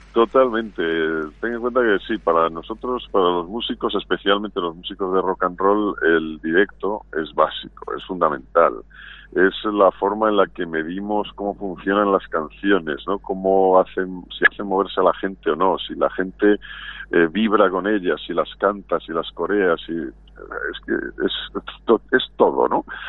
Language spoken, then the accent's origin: Spanish; Valladolid, Castile and León, Spain; now in Madrid, Spain; volver a Valladolid, que es mi ciudad